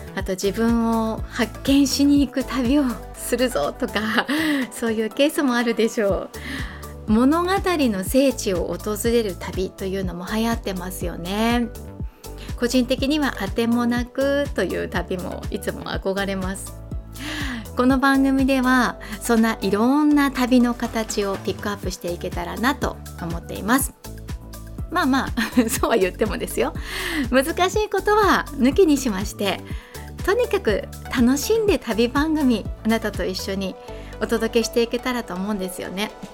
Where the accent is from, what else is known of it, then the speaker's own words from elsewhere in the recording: Kanazawa, Ishikawa, Japan; also born or lived in Tokyo; 私は金沢生まれの金沢育ちです。小中高ここで過ごして